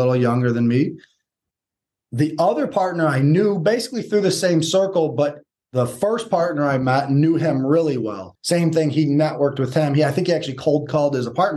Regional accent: Detroit, Michigan, United States; we're from Michigan, Metro Detroit

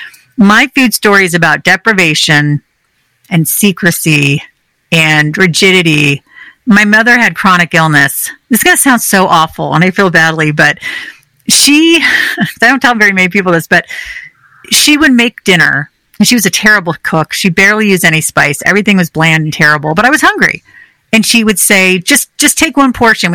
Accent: California, United States; I grew up in California.

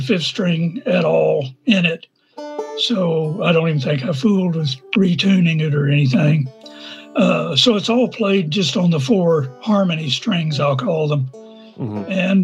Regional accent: Norman, Oklahoma, United States; I'm from Norman, Oklahoma

